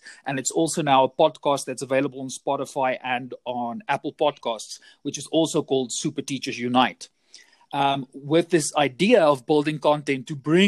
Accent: South Africa; I come from South Africa. I'm currently situated in Johannesburg, born and bred a South African

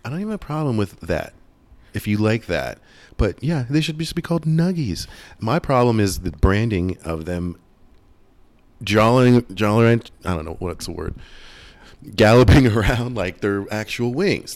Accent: Pittsburgh, Pennsylvania, United States; moved away; I am from Pittsburgh, so born and raised Steelers fan.

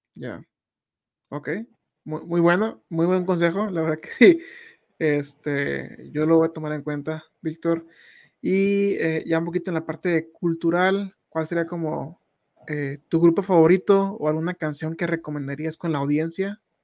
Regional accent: Tijuana, Baja California, Mexico; Yo soy de allá, Tijuana

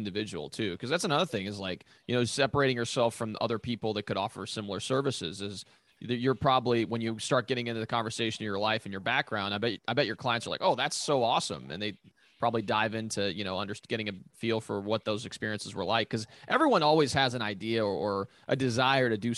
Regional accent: northeast Italy, Italy; moved away; I was born in Northeast Italy.

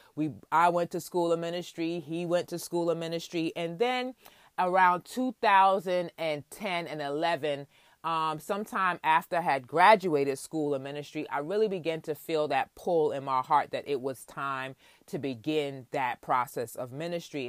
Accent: New York City, New York, United States; I was born and raised in Queens, New York, to my parents, of Jamaican descent

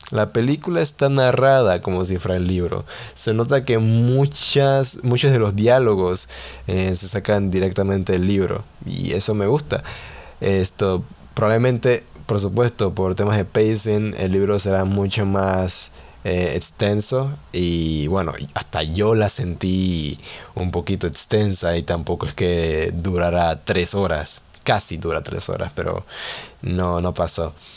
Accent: Panama; soy panameño

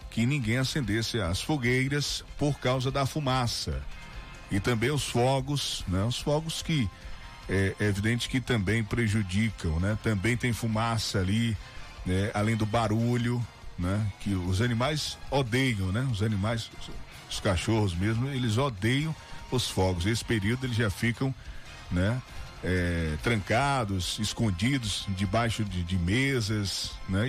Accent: Northeast Region, Brazil; Nós somos é, é, nordestinos, fortes, trabalhadores

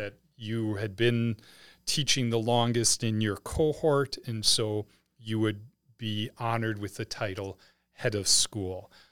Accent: Wisconsin, United States; moved away as an adult; now in St. Charles, United States; we had lived in Wisconsin for most of our lives, all of our lives before we moved here

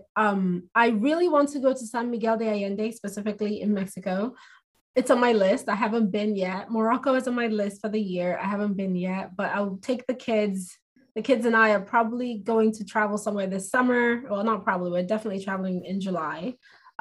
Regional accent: Nigeria; moved away; I'm an immigrant. I'm Nigerian.

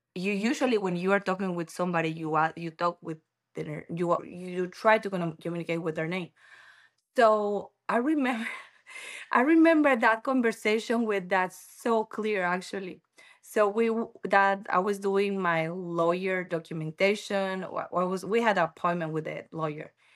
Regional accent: Ecuador; English is a second language; moved away as an adult; also born or lived in Quito / Taipei; now in United States; I'm from Ecuador

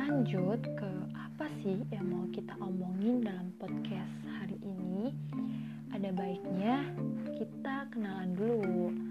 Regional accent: Java, Indonesia; kalau dilihat dari namanya pasti teman-teman tahu kan saya itu orang mana hmm. ya saya adalah Wong Jawa guys hmm, saya orang Jawa guys

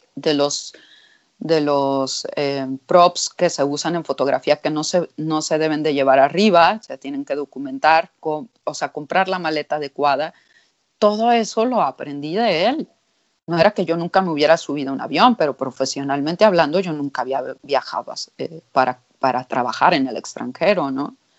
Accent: Mexico; me decían, ¿de dónde eres? Y yo les decía, de México

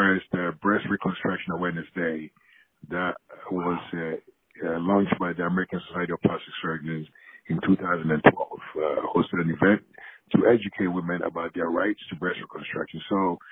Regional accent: Ghana; moved away as an adult; now in United States; growing up in Ghana

